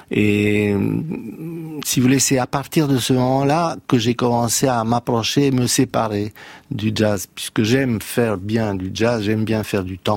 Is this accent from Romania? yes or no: yes; Romania; born there; moi j'ai un passé différent parce que je suis né dans la Roumanie communiste et le jazz était interdit.